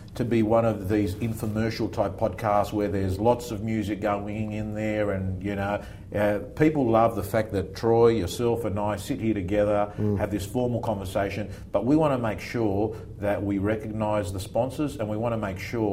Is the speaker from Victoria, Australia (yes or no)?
no; Belmore, New South Wales, Australia; I said I'm from Belmore